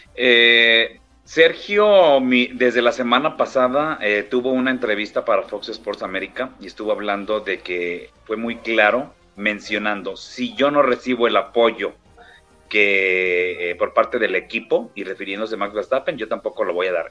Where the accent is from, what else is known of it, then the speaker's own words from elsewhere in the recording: Mexico; yo le he dicho como mexicano